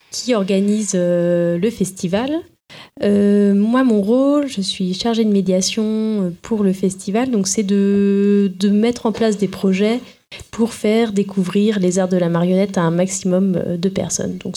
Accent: Occitania, France; Euh, je viens d'à côté de Toulouse.

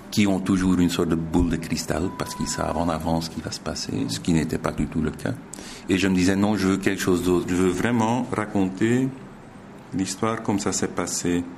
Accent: Zolder, Flanders, Belgium; Je suis né à Zolder. J'ai grandi à Zolder, tout près du circuit

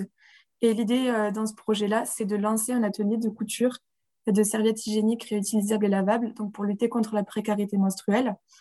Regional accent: Rodez, Occitania, France; moved away as an adult; also born or lived in Strasbourg; now in Barcelona, Spain; retour à Rodez, d'où on est tous les deux originaires

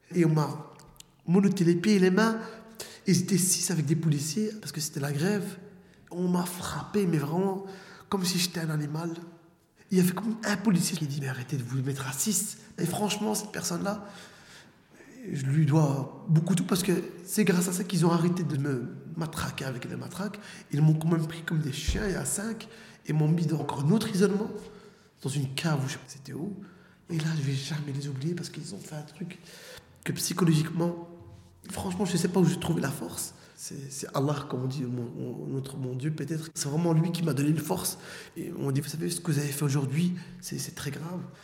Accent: Molenbeek, Brussels-Capital Region, Belgium; j'ai grandi à Molenbeek, entre Étendard et Comte de Flandre.

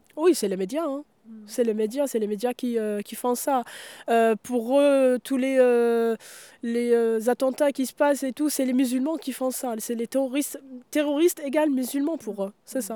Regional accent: Mostaganem Province, Algeria; now in France; dans la région d'où je viens, à Mostaganem

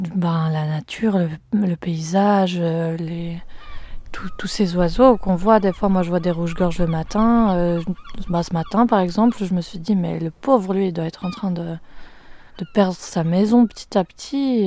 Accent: Fribourg, Switzerland; moved away as an adult; je viens de Suisse, du canton de Fribourg

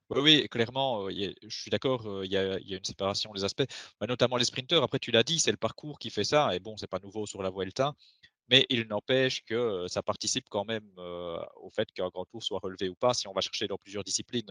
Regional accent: Belgium; on est belge

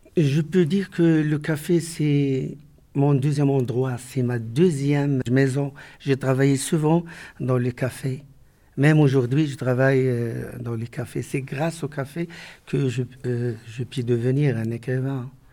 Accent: Morocco; also born or lived in Strasbourg; Je suis un écrivain marocain

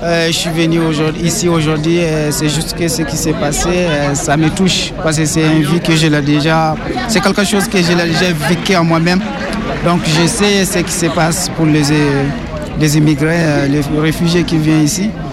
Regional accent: Gao Region, Mali; moved away as an adult; Je viens de la région de Gao, au nord du Mali

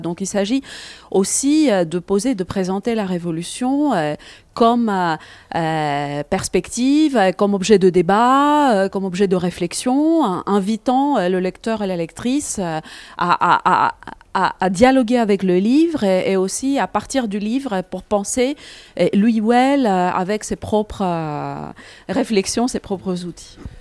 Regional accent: Greece; moved away; mon pays natal, la Grèce

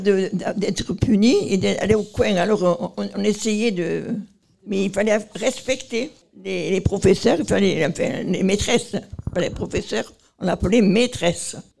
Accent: Marseille, Provence-Alpes-Côte d'Azur, France; Chez nous, à Marseille

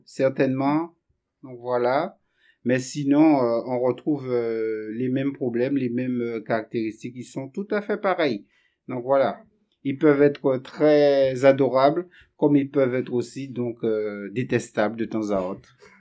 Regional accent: Guadeloupe; moved away as an adult; also born or lived in Montpellier; Je suis originaire euh, donc des Antilles et plus précisément de la Guadeloupe

